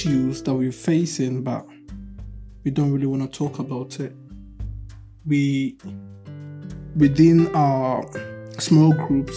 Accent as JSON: {"language": "English", "town": "Kumasi", "region": "Ashanti", "country": "Ghana", "tie": "born or raised there", "moved": "yes", "lives_now": "Germany", "said": "I'm from Kumasi"}